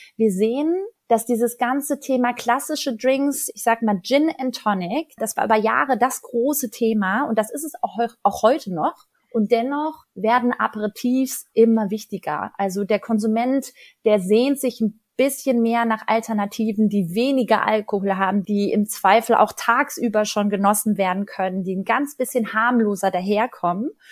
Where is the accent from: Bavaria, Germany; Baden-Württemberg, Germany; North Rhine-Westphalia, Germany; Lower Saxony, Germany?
North Rhine-Westphalia, Germany; Ruhr area; moved away; ich komme aus dem Ruhrgebiet und ich wohne da schon ganz lange nicht mehr. Und trotzdem muss ich sagen, hat das Ruhrgebiet als meine Heimat einen Stellenwert in meinem Leben